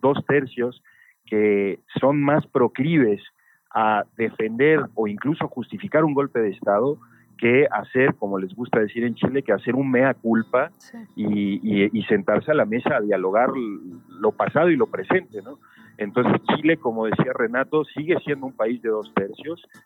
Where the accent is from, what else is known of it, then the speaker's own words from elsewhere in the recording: Mexico City, Mexico; yo particularmente ya nací acá en Ciudad de México, eh, en el exilio de mi padre y de mi madre